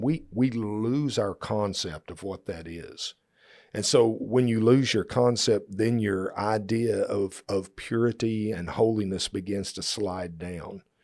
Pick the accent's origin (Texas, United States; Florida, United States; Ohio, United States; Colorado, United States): Texas, United States; we're from Texas